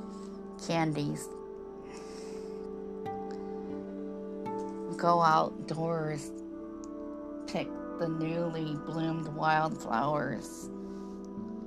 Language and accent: English; Michigan, United States; I grew up in Michigan